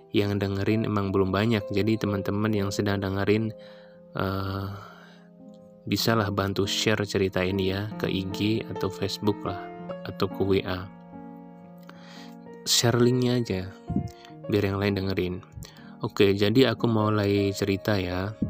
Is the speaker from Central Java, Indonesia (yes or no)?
yes; Central Java, Indonesia; Aku ini berasal dari Jawa Tengah.